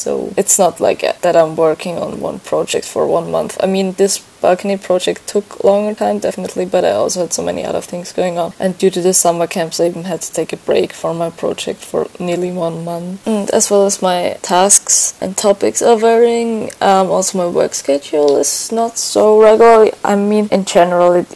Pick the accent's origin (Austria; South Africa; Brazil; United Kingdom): Austria; moved away as an adult; now in Valga, Estonia; I'm actually from Austria, but I'm here in Estonia since like 10